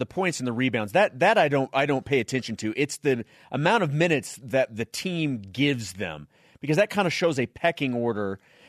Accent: Missouri, United States; moved away; my home state of Missouri.

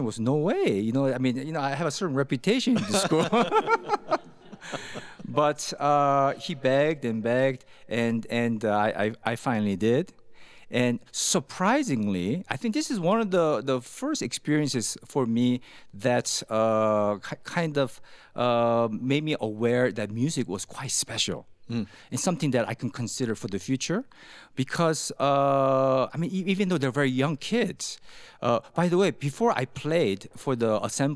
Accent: California, United States; moved away as an adult; now in Utah, United States; growing up in California

